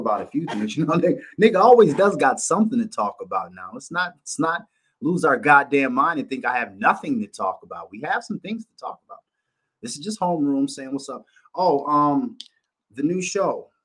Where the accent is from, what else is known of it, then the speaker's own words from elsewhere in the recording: Minneapolis, Minnesota, United States; also born or lived in West Bank, Minneapolis; I'm a north side born motherfucker and stayed over in the Bannekers and shit like that, nigga, and went to motherfucking Phyllis Wheatley